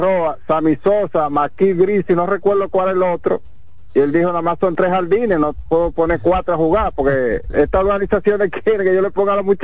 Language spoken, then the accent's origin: Spanish; Villa Mella, Distrito Nacional, Dominican Republic; yo soy aquí de, de Villamella.